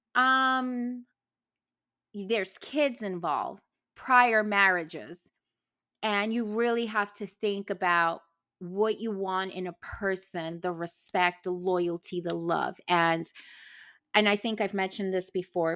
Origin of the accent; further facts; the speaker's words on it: New York City, New York, United States; also born or lived in New Jersey; I was born in Jersey, Brooklyn girl, parents live in Boston